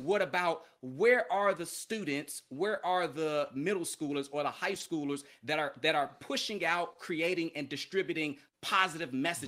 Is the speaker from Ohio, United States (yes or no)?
no; Chicago, Illinois, United States; moved away as an adult; also born or lived in Philadelphia / San Angelo, Texas / Mobile, Alabama; I'm from Chicago, big city